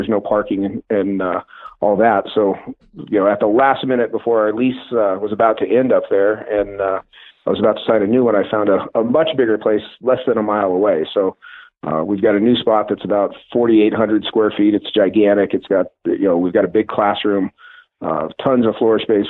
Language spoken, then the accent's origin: English; Northglenn, north of Denver, Colorado, United States; I grew up in Northland, just north of Denver